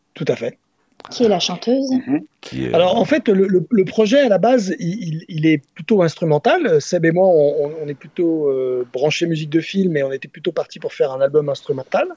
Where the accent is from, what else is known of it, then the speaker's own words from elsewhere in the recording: Nantes, Pays de la Loire, France; moi, je suis originaire de Nantes